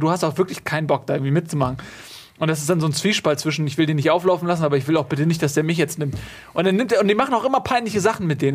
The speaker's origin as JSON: {"language": "German", "region": "Northern Germany", "country": "Germany", "said": "als Norddeutscher"}